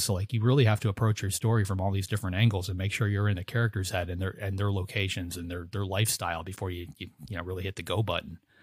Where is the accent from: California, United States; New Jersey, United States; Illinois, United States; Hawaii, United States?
Illinois, United States; outside of Chicago; I grew up outside of Chicago as a kid